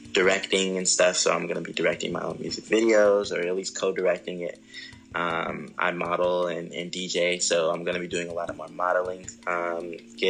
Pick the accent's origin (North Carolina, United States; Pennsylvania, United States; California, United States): California, United States; Ontario; also born or lived in Los Angeles, California; I was raised in the Ontario area